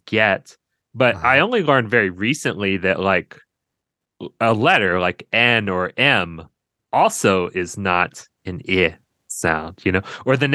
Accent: Monroe, Louisiana, United States; accent: Southern; now in Asheville, United States; I'm from Monroe in kind of the northeast

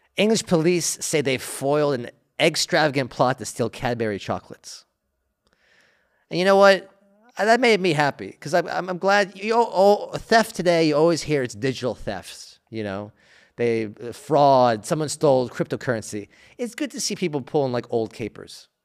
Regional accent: United States; as an American

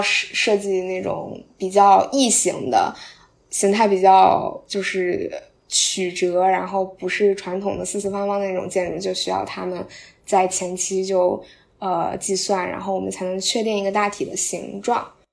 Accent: Qingdao, Shandong, China; 咱们都是青岛人

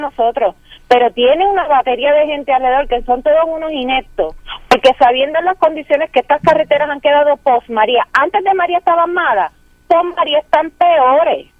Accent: Aibonito, Puerto Rico; moved away as an adult; now in Caguas, Puerto Rico; Yo soy de Bonito, que yo viajo a ver a mis papás los fines de semana

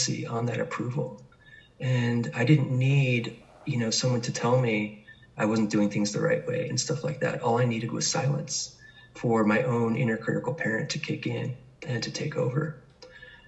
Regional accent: New York City, New York, United States; I was born in New York City in Manhattan

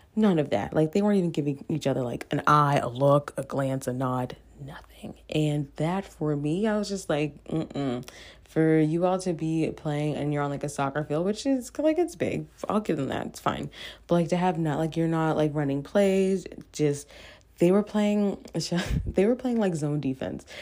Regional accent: Cole Harbour, Nova Scotia, Canada; where I'm from, from my hometown.

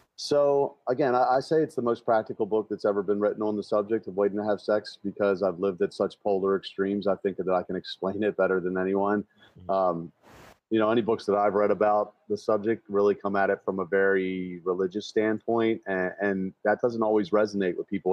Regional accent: Baltimore, Maryland, United States; my hometown of Baltimore

